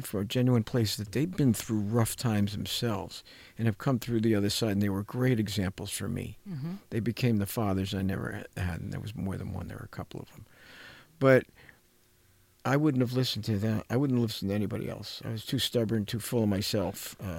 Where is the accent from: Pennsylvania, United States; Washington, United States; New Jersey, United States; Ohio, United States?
New Jersey, United States; moved away; When I came from New Jersey to California, I looked at the world of therapists and whatever